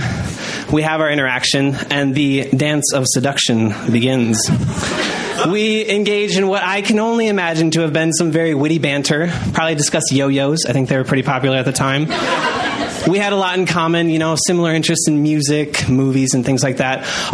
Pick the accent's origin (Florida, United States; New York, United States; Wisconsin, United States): Wisconsin, United States; Janesville; I'm from Janesville